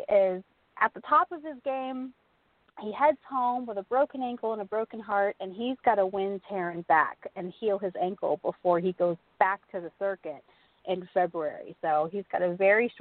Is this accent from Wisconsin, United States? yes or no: no; Texas, United States; being a Texan